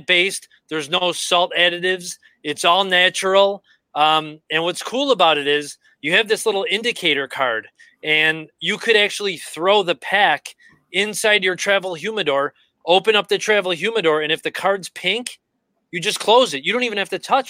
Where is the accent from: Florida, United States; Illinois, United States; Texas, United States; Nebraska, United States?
Illinois, United States; Chicago; I'm from Chicago. I like the Bears. They're my hometown team.